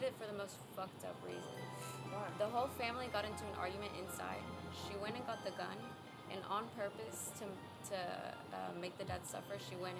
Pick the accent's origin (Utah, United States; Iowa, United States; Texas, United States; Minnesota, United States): Texas, United States; Katy; also born or lived in Houston, Texas; Houston. Well, it's a little suburb outside of Houston. I was born in Houston, and then I moved to Katy in sixth grade. So, like, a little bit of both. But mostly, I would call myself someone from Katy.